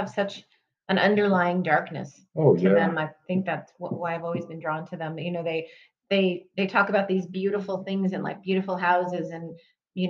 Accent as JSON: {"language": "English", "town": "Albuquerque", "region": "New Mexico", "country": "United States", "said": "I'm from here. I'm from Albuquerque as well."}